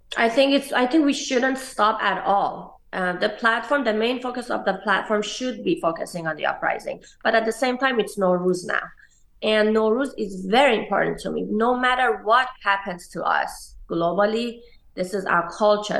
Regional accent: Tehran, Tehran Province, Iran; moved away as an adult; also born or lived in New York, United States; now in Los Angeles, United States; I was growing up in Iran.

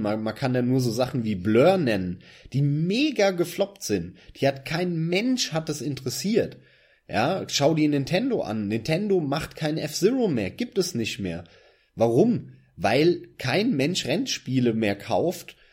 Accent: Germany; als Deutscher im PC-Land Deutschland

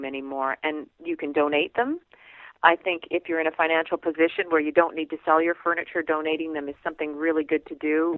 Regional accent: Canada; we're Canadian

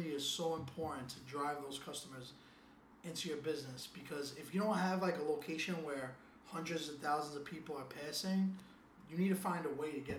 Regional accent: New York City, New York, United States; growing up in Williamsburg

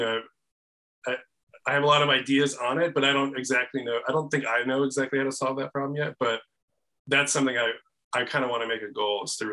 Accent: Chicago, Illinois, United States; moved away as an adult; also born or lived in Oakland, California; I'm from Chicago originally, but I moved out there for a job

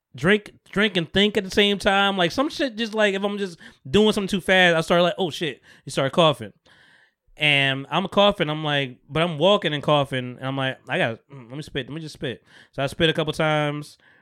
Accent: Bogota, New Jersey, United States; my hometown 'cause it's where I'm from, Bergen County

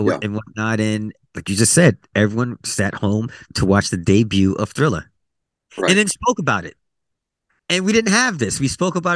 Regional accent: Westbury, New York, United States; moved away; also born or lived in Bronx, New York; I grew up in Westbury. Well, we moved to Westbury from the Bronx, Long Island in New York

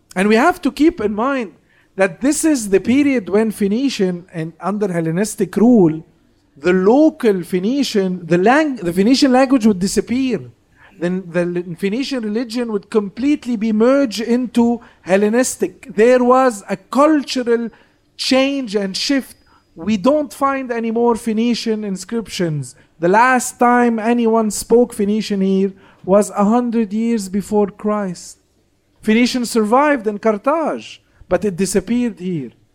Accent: Beirut, Beirut Governorate, Lebanon; first language Arabic; English is a second language

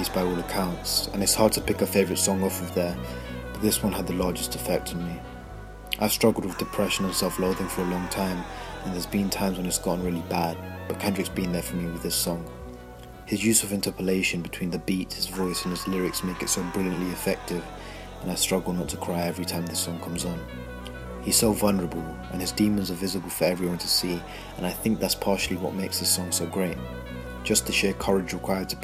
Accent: India; now in Essex, United Kingdom; I'm about to turn 17 and I live in Essex, but I was born in India

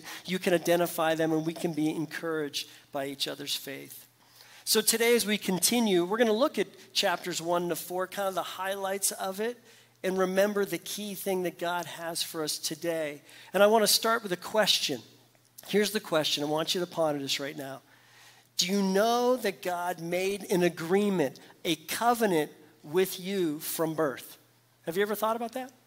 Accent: Pittsburgh, Pennsylvania, United States; moved away; I'm from Pittsburgh, PA

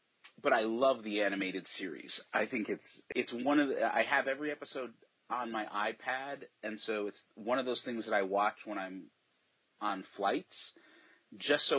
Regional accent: East Coast, United States; also born or lived in New York / New Jersey / Connecticut; now in Portland, United States; I grew up on the East Coast and I still have family there. So I'm back in New York. I lived in New York, New Jersey, and Connecticut.

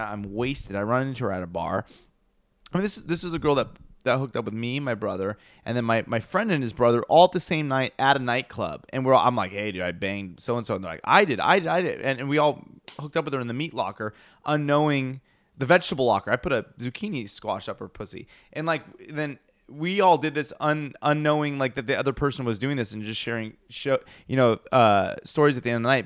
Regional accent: Pasadena, California, United States; we grew up in Pasadena

